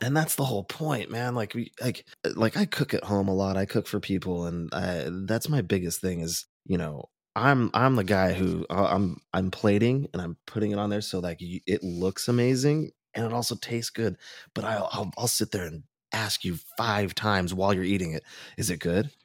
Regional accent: Orange County, California, United States; growing up in Orange County

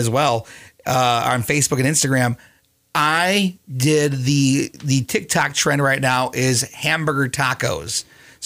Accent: Springfield, Minnesota, United States; one of the small towns back towards my hometown, I grew up in Springfield, Minnesota

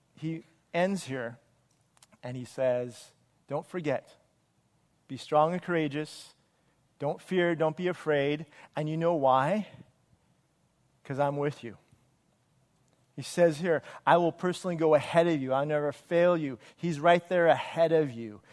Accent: Wilmington, United States; in third grade, I went to Broad Avenue, uh, which is in the city of Wilmington

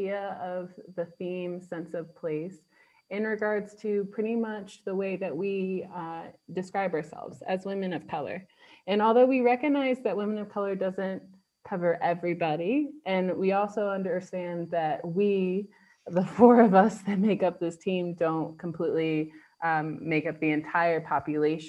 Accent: United States; moved away as an adult; now in London, United Kingdom; I'm originally from America.

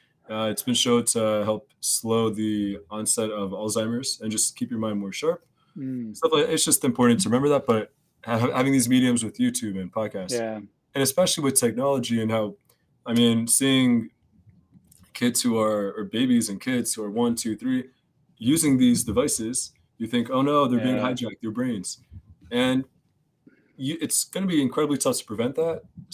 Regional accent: United States; I'm American. What am I doing?

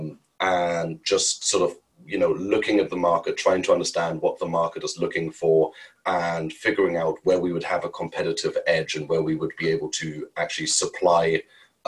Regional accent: Germany; moved away as an adult; also born or lived in India; Born and bred in Germany

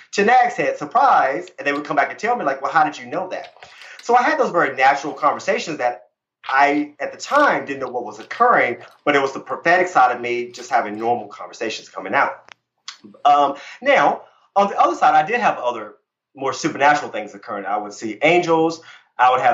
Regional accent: Virginia, United States; I grew up Christian in Virginia

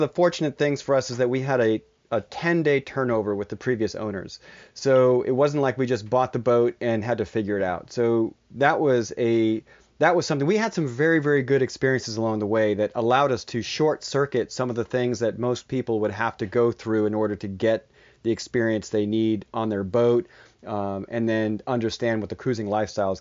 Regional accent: Massachusetts, United States; moved away as an adult; I grew up sailing in Massachusetts

